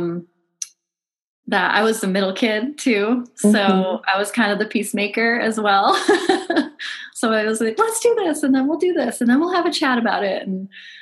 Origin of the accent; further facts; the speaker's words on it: Michigan, United States; now in Georgia, United States; I grew up in Michigan